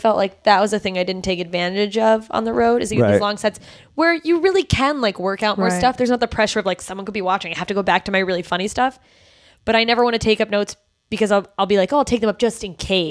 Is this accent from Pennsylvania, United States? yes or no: no; Anchorage, Alaska, United States; Anchorage, Alaska